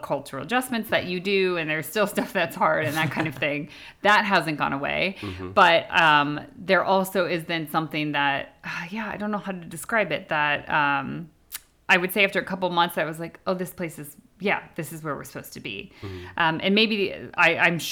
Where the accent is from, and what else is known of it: Indiana, United States; accent: American; moved away as an adult; now in United Kingdom